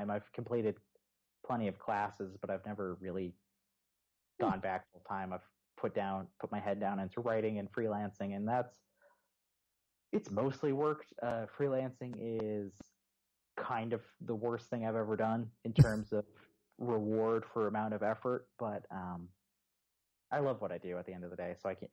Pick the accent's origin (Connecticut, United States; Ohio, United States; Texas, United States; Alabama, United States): Texas, United States; Houston; Well, okay, so I moved from Houston originally.